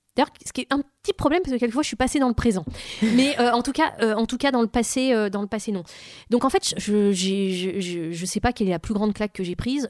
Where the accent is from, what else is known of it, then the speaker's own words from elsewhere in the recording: Vitry-sur-Seine, Île-de-France, France; elle me vient de là d'où je viens. Voilà. Quand on, quand on est dans une cité, euh, quoi, quand on vit dans une cité H L M à Vitry-sur-Seine